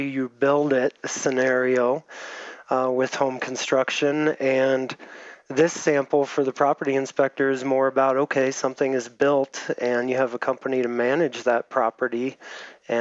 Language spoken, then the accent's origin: English; near Cincinnati, Ohio, United States; now in Colorado, United States; I'm based in Colorado right now, but shortly be moving back to Ohio, my hometown, near Cincinnati